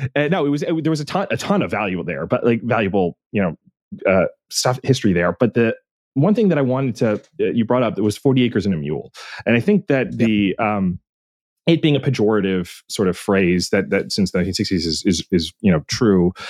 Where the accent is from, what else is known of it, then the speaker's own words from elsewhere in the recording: Pennsylvania, United States; I'm from Pennsylvania